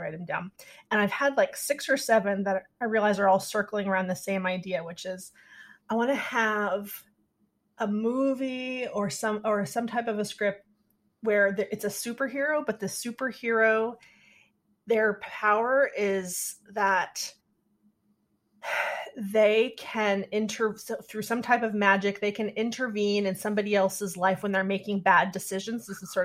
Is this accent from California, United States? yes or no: yes; Sacramento, California, United States; moved away; also born or lived in Chicago / Bay Area, California; growing up in Sacramento